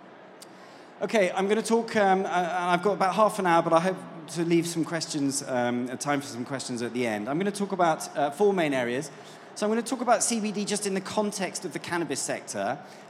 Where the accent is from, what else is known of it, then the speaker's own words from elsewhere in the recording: United Kingdom; And as you can probably tell from my accent, I'm not from these parts. I'm from the UK.